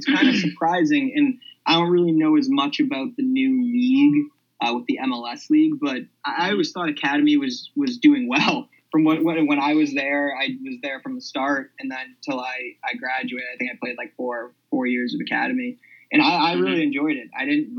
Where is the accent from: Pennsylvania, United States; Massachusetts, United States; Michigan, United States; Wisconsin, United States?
Massachusetts, United States; Needham; And just Needham, it's kind of an athletic town